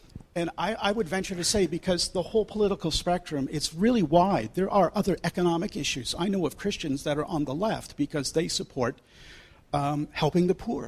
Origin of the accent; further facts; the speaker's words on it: Canada; I'm from Canada